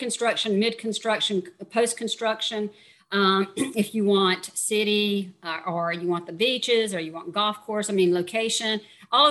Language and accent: English; Georgia, United States; now in Panama; I'm from Georgia